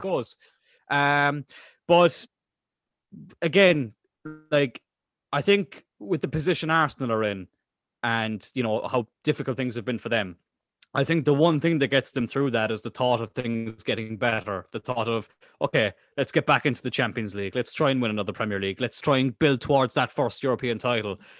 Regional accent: Cork, Munster, Ireland; we're from Cork.

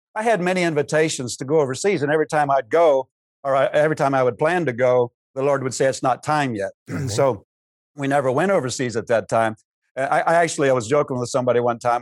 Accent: Pennsylvania, United States; moved away as an adult; now in Cedar Rapids, United States; I grew up in Pennsylvania

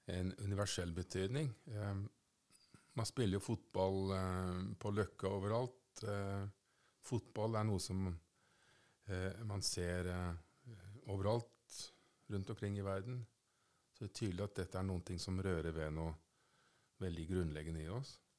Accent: Norway

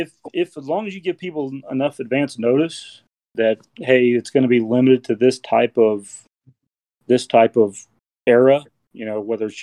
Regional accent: Indianapolis, Indiana, United States; now in Colorado, United States; I'm originally from Indianapolis

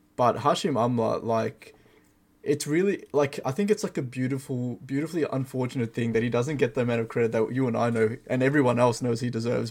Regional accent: Melbourne, Victoria, Australia; you and I, we're both from Melbourne, Australia.

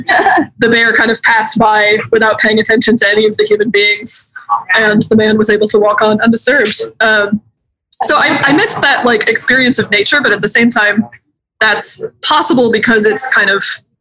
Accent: Boulder, Colorado, United States; moved away as an adult; now in Portland, United States; I'm from Colorado, and I've been living here for about 12 years now. But I'm from Boulder

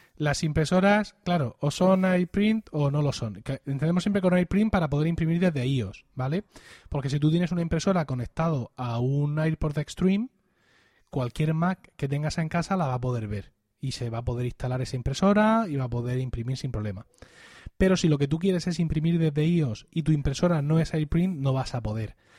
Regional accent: Blanca, Region of Murcia, Spain; mi pueblo de 6.000 habitantes teníamos un corresponsal de La Verdad, de La Verdad que es el principal diario de la región

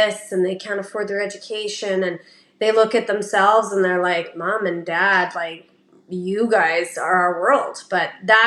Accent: Canada; born or raised there

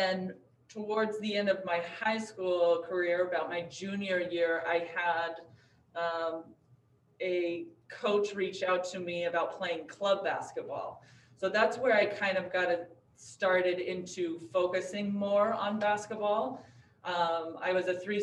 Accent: Hiko, Nevada, United States; I'm from a small town about a little over 100 miles north of here called Hyco, Nevada. It's a small like ranching community where my father was born and raised. I grew up there

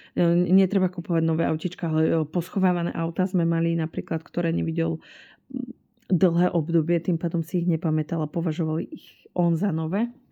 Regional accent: Bratislava, Bratislava Region, Slovakia; My sme z Bratislavy

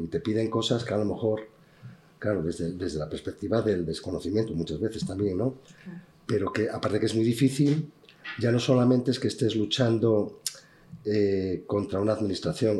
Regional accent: Benavides de Órbigo, Castile and León, Spain; yo soy nacido en Bebellina de Orvigo

